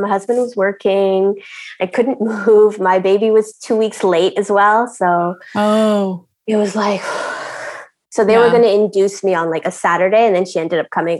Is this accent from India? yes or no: yes; India; I don't know if you can tell by my name, but I'm Indian.